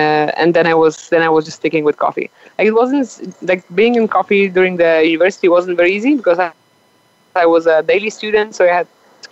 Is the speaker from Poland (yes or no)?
yes; 20 km south of Poznań, Greater Poland, Poland; English is a second language; moved away as an adult; now in Colombia; my hometown is 20 kilometers on the south of that city, and where this is where my parents live